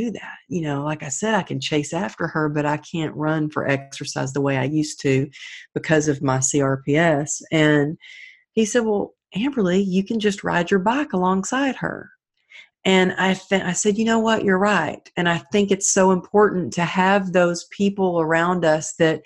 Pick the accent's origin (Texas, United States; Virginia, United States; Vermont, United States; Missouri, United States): Texas, United States; growing up in Texas